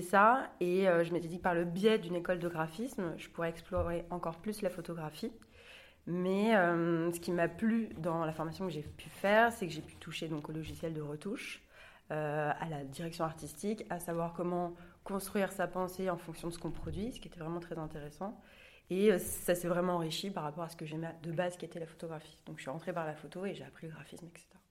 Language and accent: French; Angers, Pays de la Loire, France; moved away as an adult; now in Nantes, France; Je suis originaire d'Angers